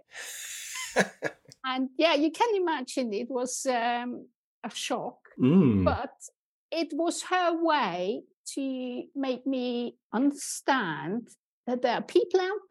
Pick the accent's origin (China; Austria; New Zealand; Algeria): Austria; moved away as an adult; also born or lived in Germany; now in United Kingdom; I grew up in Austria, where I was also trained